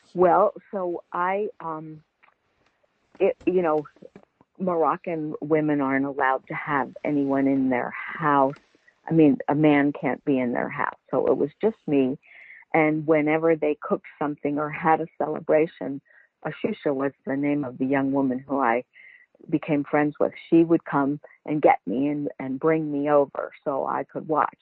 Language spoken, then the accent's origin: English; Baltimore, Maryland, United States; also born or lived in Italy / California; I lived I grew up in Baltimore City